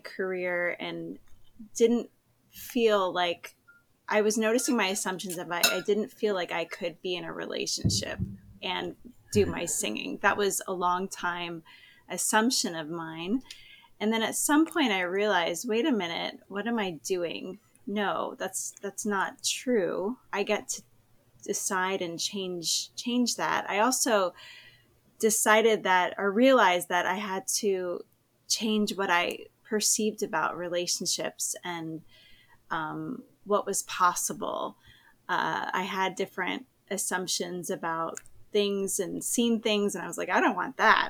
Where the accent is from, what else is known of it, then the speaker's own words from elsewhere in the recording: East Coast, United States; moved away as an adult; also born or lived in Berlin, Germany; now in Southern California, United States; I'm originally from the East Coast